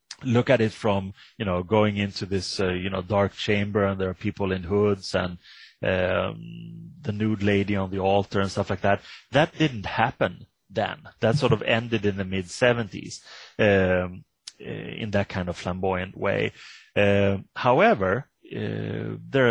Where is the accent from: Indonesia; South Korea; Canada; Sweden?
Sweden; I come from Sweden